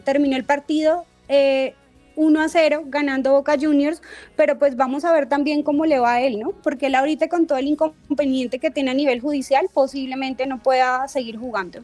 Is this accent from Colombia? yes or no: yes; Colombia; como colombiano